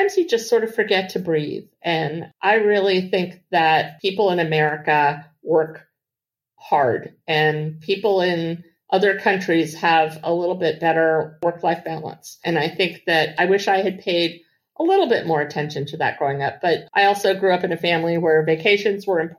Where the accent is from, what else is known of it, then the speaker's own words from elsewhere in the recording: Washington, District of Columbia, United States; I grew up here in Washington, D.C.